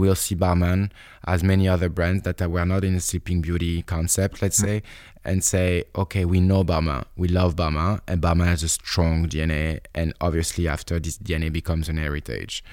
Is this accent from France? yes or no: yes; Bordeaux, Nouvelle-Aquitaine, France; also born or lived in Paris, France; I come from Bordeaux